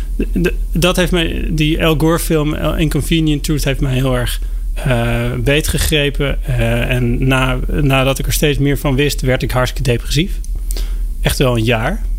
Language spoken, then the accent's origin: Dutch; Driebergen, Utrecht, Netherlands; Mijn, eh, leven is begonnen in Nederland